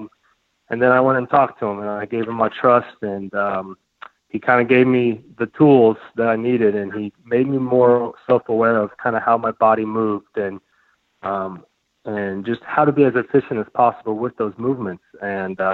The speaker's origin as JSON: {"language": "English", "town": "Tampa", "region": "Florida", "country": "United States", "said": "I'm also from Tampa"}